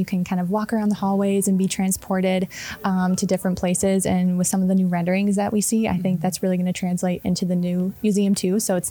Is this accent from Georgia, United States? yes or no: no; New Berlin, Wisconsin, United States; I am from the New Berlin, Milwaukee area